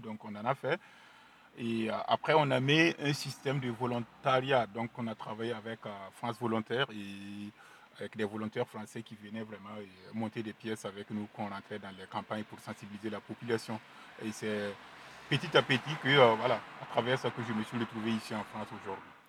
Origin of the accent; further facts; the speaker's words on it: Burkina Faso; French is a second language; moved away; je suis né au Burkina Faso, précisément à Lumbila, dans un petit village qui s'appelle Pendici